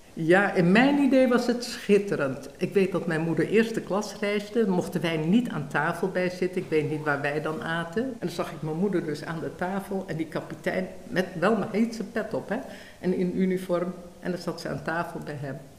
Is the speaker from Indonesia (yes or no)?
yes; Indonesia; also born or lived in Bandung; now in Netherlands; Ik ben geboren in Nederlands-Indië.